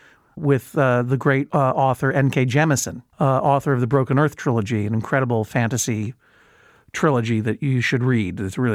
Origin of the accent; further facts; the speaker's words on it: Boston, Massachusetts, United States; talking with that accent, even though I'm from Boston. I've never had a Boston accent.